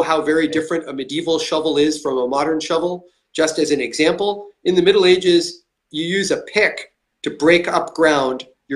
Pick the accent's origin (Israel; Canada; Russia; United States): Canada